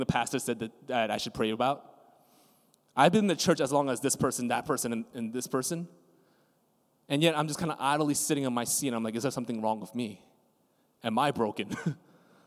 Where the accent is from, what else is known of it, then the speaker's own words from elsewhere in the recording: New York City, New York, United States; as a New Yorker